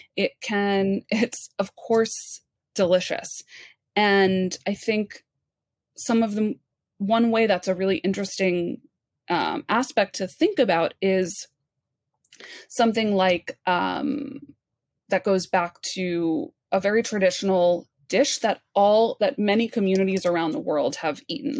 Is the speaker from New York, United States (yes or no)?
yes; New York, United States; growing up in New York, I had a very, very narrowed f, view of what Jewish food was